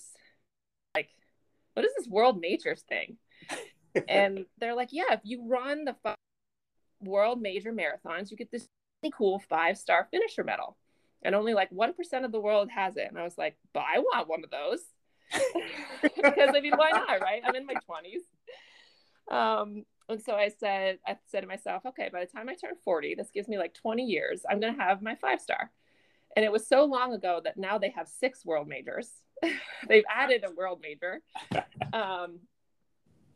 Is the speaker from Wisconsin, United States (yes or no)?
no; Vermont, United States; moved away as an adult; now in Boston, United States; I grew up in Vermont, so the beautiful Green Mountain State